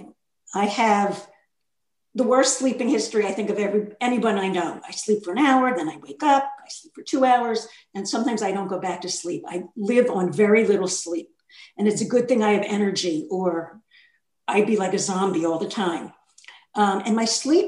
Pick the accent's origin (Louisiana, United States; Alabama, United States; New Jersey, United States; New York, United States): New York, United States; moved away as an adult; now in Philadelphia, United States; I'm from New York and I lived there decades.